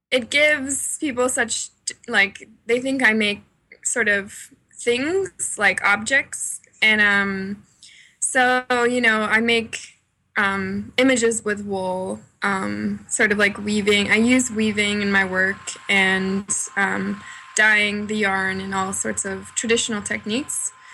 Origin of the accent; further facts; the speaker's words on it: Cape Cod, Massachusetts, United States; moved away as an adult; also born or lived in Boston; now in Philadelphia, United States; I grew up in Massachusetts um, on Cape Cod, and I went to college in Boston